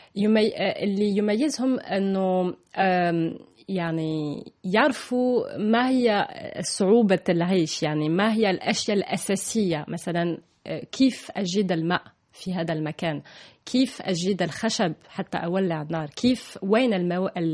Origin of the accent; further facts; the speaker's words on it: Toulouse, Occitania, France; Arabic is a second language; moved away as an adult; also born or lived in Germany / Lebanon / Palestine / Egypt; صح أنا من ألمانيا وتربيت في تولوز في فرنسا